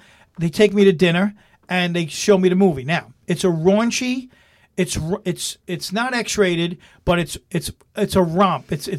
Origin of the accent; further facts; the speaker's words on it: New York, United States; moved away; dude, I'm from New York.